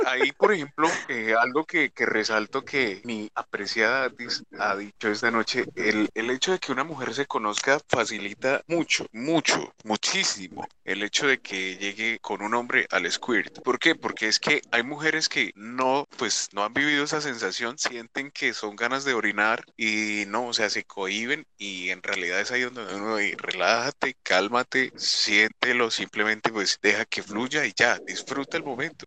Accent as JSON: {"language": "Spanish", "country": "Puerto Rico", "said": "yo soy de Puerto Rico"}